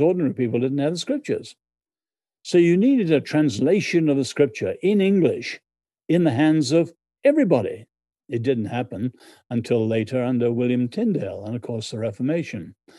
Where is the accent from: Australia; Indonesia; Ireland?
Ireland; moved away as an adult; now in United States; I'm Irish in background.